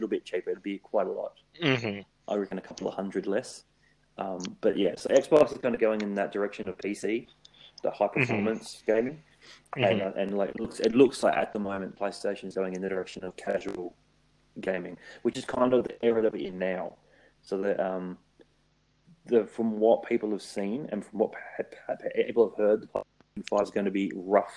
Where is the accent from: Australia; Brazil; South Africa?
Australia; being an Aussie